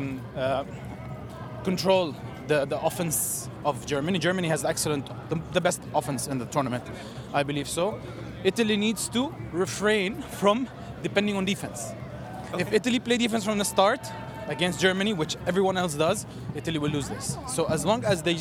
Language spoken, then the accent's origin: English; Dubai, United Arab Emirates; We're from Dubai.